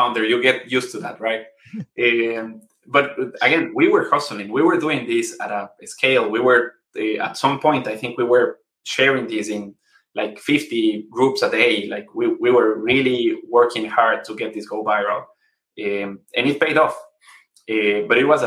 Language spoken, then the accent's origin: English; Ecuador; So we're from Ecuador.